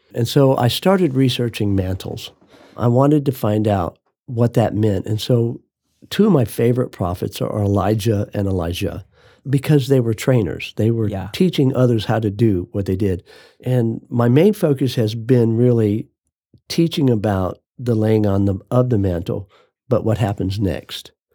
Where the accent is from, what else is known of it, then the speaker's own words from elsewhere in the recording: Phoenix, Arizona, United States; I was raised in Phoenix, Arizona